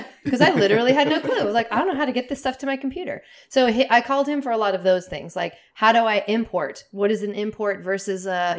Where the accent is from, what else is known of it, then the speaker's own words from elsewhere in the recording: Seattle, Washington, United States; I'm from Seattle.